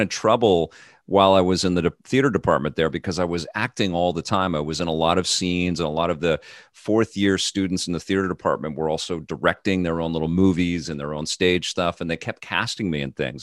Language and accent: English; Canada; living in Canada and growing up in Canada